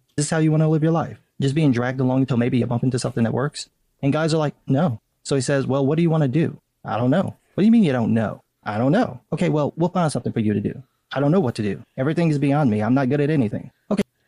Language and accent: English; Chicago, Illinois, United States; I'm from Chicago.